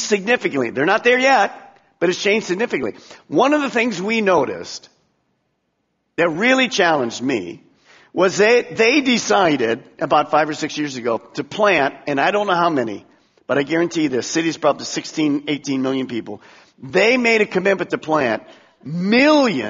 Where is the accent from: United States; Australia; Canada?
United States; I'm an American. I've been born in America